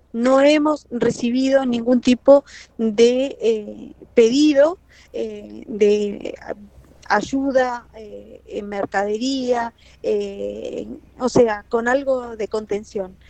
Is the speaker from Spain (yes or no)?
no; Chile; now in San Carlos de Bariloche, Argentina; nosotros somos chilenos